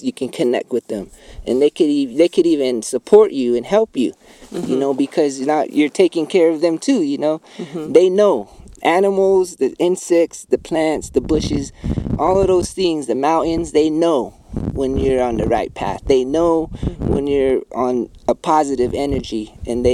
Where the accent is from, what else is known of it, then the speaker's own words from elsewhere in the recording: Bacavi, Arizona, United States; I'm from Bacovi, Arizona. Hopi. Third Mesa